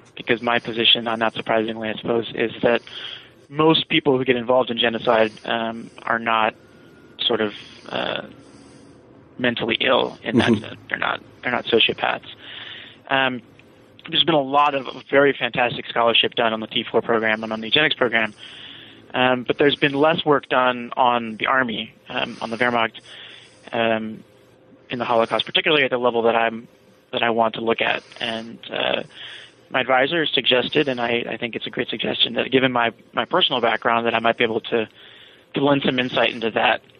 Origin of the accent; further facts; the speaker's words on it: Virginia, United States; I'm from Virginia.